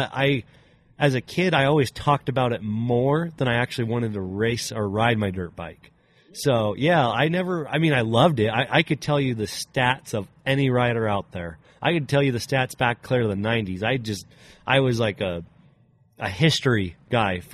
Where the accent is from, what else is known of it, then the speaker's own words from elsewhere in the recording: Briggsdale, Colorado, United States; also born or lived in Wiggins, Colorado; I originally was from Briggsdale, which is just about 30 minutes away. That'd be like northeast of Greeley.